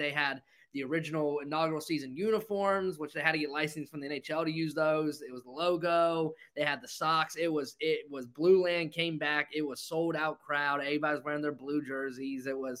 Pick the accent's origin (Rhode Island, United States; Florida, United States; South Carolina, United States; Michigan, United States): South Carolina, United States; Greenville; My hometown, Greenville Swamp Rabbits